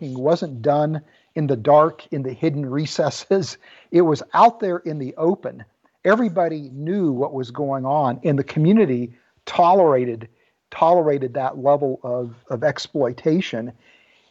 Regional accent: West Virginia, United States; also born or lived in Ames, Iowa; I was born in Ames, Iowa, and grew up in West Virginia.

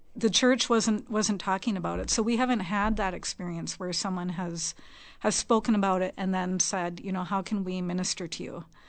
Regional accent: Minnesota, United States; we moved back here to Minnesota, where we were both born and raised

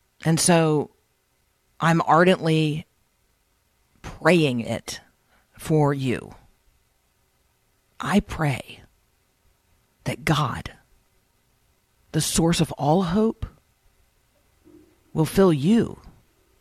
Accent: Nashville, Tennessee, United States; my hometown of Nashville

